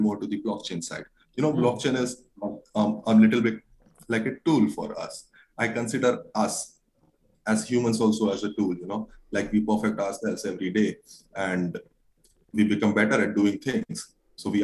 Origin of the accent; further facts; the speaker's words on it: India; I'm from an Indian community